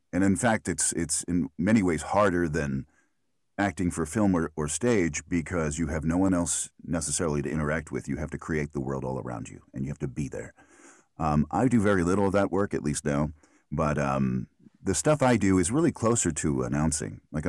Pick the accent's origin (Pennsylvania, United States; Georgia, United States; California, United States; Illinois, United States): Pennsylvania, United States; Philadelphia; accent: Philly; And I grew up in Philadelphia. And my whole family has the Philly accent.